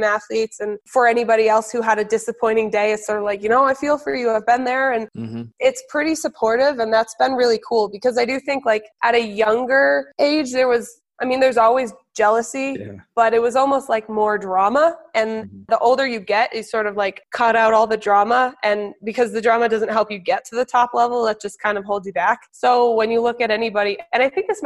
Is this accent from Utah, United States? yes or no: no; New Hampshire, United States; also born or lived in Colorado; I was born in Colorado. And then when I was seven and a half, we all moved to New Hampshire.